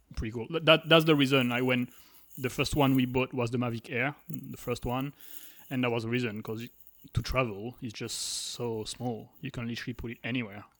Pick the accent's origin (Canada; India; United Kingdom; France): France; so I'm from France